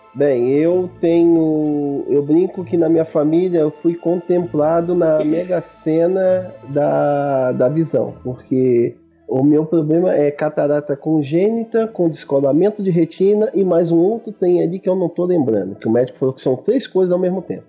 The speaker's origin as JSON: {"language": "Portuguese", "town": "Brasília", "region": "Federal District", "country": "Brazil", "said": "eu sou aqui de Brasília."}